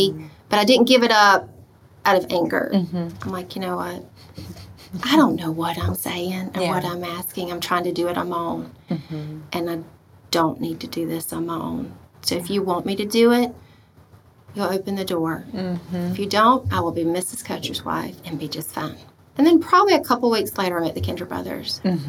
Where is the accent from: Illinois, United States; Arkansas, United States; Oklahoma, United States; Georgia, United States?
Georgia, United States; Albany; born or raised there; moved away as an adult